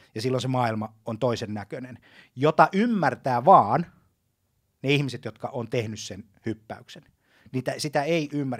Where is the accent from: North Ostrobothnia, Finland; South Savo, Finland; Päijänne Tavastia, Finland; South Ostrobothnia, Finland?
Päijänne Tavastia, Finland; Lahti; mä Lahdessa, jossa mä, josta mä kotosin